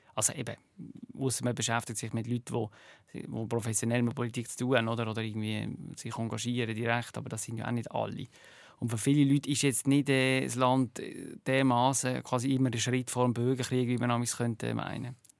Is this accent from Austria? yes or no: no; Switzerland; now in United States; hier in der Schweiz